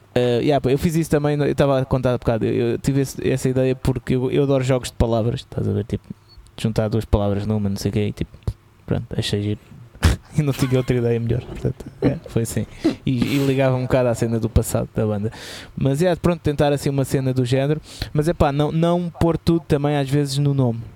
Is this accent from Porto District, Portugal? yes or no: no; Lisbon, Portugal; e eu sou de Lisboa